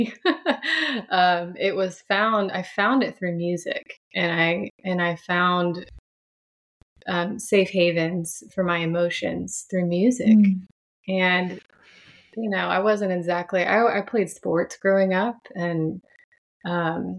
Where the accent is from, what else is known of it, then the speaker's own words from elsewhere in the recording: Franklin, Tennessee, United States; I was raised here in the South. I'm from Franklin, Tennessee, a little bit south of Nashville